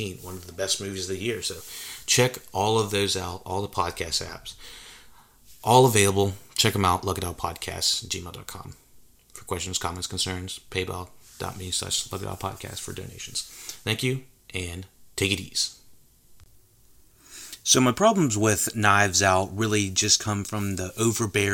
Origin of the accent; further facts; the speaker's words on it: North Carolina, United States; accent: Southern; I'm from North Carolina, and there's a lot of what you would call Southerners here in North Carolina, and you might hear it in my voice a little bit